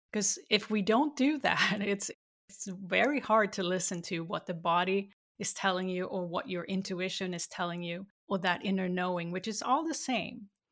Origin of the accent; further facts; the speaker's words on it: Sweden; growing up in Sweden